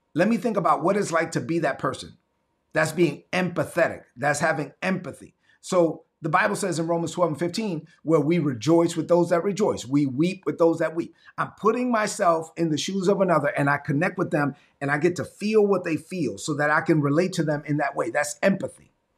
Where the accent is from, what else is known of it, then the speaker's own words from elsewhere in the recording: La Vega, Dominican Republic; moved away; my hometown of the Dominican Republic, La Vega